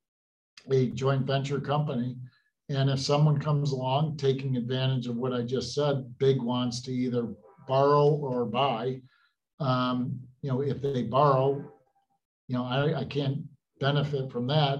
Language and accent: English; Utica, New York, United States; Growing up in Utica area, I'm one of six